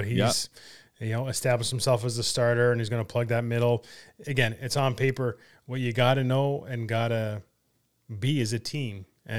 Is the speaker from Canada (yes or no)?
yes; Canada; I'm a Canadian.